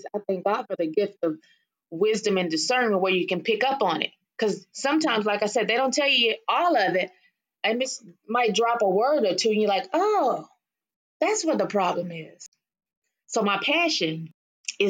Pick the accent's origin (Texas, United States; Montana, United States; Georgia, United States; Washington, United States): Texas, United States; Waco; I'm from Waco, Texas